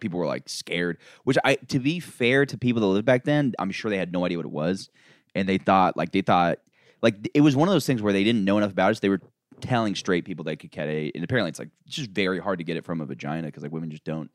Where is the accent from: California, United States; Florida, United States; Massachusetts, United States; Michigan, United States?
Florida, United States; I'm from Florida